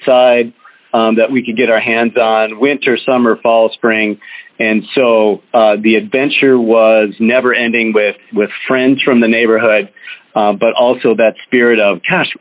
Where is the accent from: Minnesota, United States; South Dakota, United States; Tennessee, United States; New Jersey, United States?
Minnesota, United States; St. Paul; I grew up in St. Paul, Minnesota